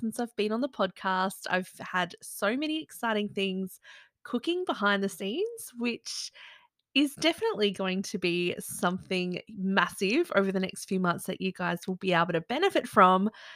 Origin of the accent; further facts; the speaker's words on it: Byron Shire, New South Wales, Australia; I grew up in the Byron Shire